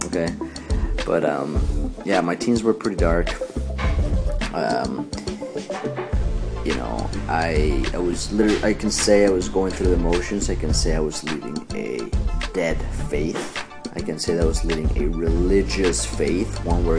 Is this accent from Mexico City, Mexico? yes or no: yes; Mexico City, Mexico; I was born and raised in Mexico City